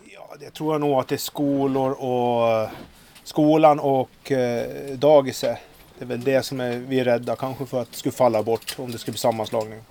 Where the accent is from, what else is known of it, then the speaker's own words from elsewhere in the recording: Eckerö, Åland, Finland; jag är från Eckerö